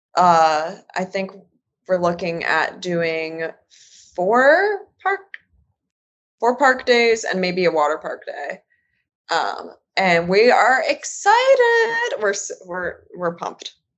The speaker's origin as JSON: {"language": "English", "region": "Michigan", "country": "United States", "also_born_or_lived": "North Carolina", "moved": "yes", "lives_now": "Indiana, United States", "said": "I'm originally from Michigan"}